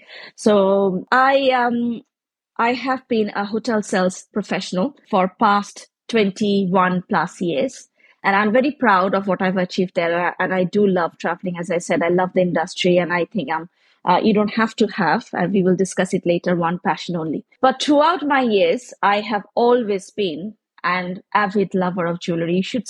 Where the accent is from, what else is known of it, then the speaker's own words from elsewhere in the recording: India; I am from India, so we have lots of handicrafts and crafts and colors and things to spoil it with.